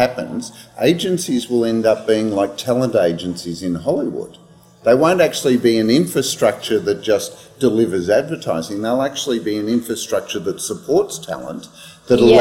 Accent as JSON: {"language": "English", "country": "Australia", "accent": "Australian", "said": "it's my Australian accent"}